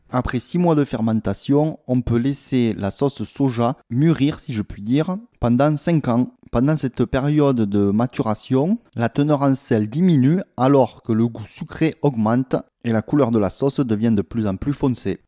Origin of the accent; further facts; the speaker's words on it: France; also born or lived in South Korea; J'arrivais de, de, France, hein, d'un milieu rural